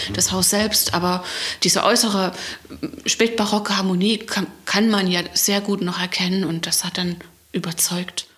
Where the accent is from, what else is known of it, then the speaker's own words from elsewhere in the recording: Leipzig, Saxony, Germany; moved away as an adult; now in Pitschen, Germany; Ich komme aus Leipzig, bin gebürtige Leipzigerin und habe mein ganzes Leben dort verbracht